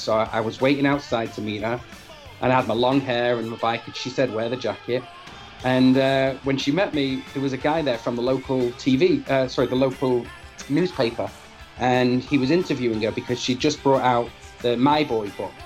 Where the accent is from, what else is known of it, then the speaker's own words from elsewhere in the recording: Manchester, North West England, United Kingdom; I'm from Manchester, and you know, I grew up with the IRA bombings. Manchester was bombed.